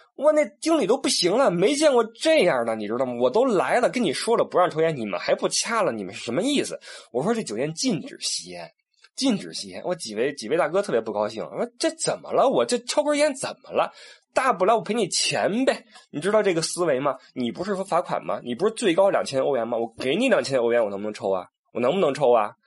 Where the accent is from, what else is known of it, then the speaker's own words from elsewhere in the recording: China; 作为我们中国人